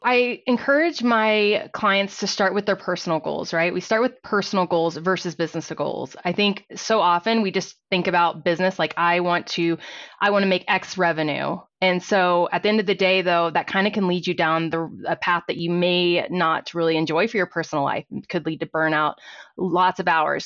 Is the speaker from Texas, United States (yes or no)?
yes; Fort Worth, Texas, United States; moved away as an adult; now in Colorado, United States; I was actually born and raised in Fort Worth, Texas, and I moved to Colorado about twenty years ago